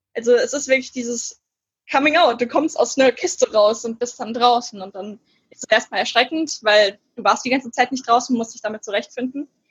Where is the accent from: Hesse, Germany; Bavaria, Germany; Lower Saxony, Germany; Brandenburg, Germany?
Hesse, Germany; Gernsheim; moved away; also born or lived in Frankfurt; Gernsheimer Autorin, also der Ort wird viel nicht sagen, aber da komme ich her